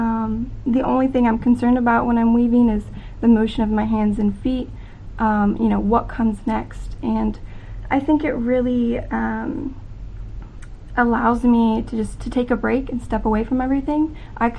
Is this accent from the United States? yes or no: yes; Branson, Missouri, United States; I am from Branson, Missouri